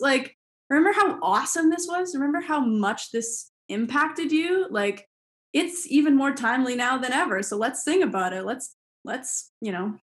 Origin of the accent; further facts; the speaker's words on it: Toronto, Ontario, Canada; in my hometown